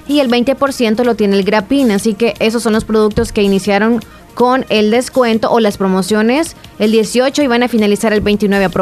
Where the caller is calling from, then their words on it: La Paz, Bolivia; de La Paz Bolívar.